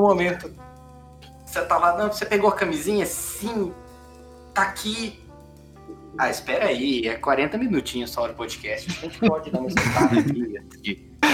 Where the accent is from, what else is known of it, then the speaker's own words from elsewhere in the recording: Bauru, São Paulo, Brazil; nós três somos de Bauru